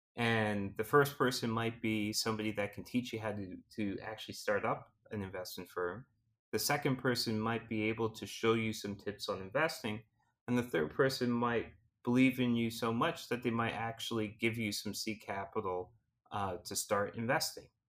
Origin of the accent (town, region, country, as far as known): Canada